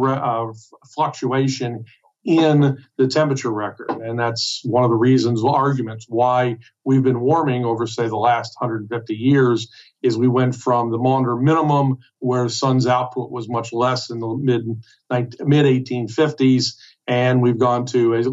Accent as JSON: {"language": "English", "region": "East Coast", "country": "United States", "said": "I'm here from the East Coast."}